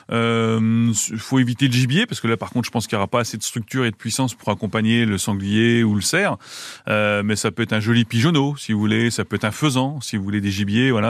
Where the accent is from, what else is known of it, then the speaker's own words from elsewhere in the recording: Bourges, Centre-Val de Loire, France; also born or lived in Orléans; je suis né à Orléans, mais j'ai passé toute mon enfance à Bourges.